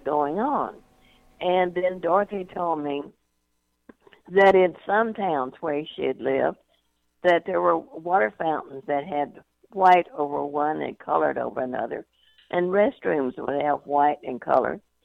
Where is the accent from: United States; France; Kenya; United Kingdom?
United States; North Louisiana; I grew up in North Louisiana uh, during uh, the Depression